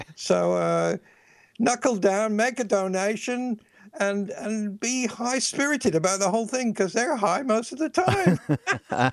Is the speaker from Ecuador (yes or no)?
no; England, United Kingdom; I'm from England